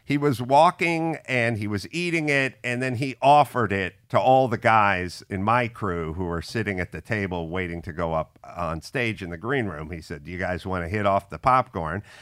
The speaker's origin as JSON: {"language": "English", "town": "Los Angeles", "region": "California", "country": "United States", "tie": "born or raised there", "said": "I grew up in the San Fernando Valley"}